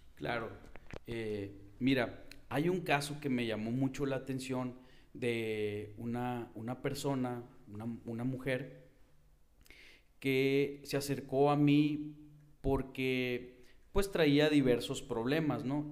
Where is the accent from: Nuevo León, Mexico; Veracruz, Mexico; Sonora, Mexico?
Sonora, Mexico; Hermosillo; soy de la ciudad de Hermosillo.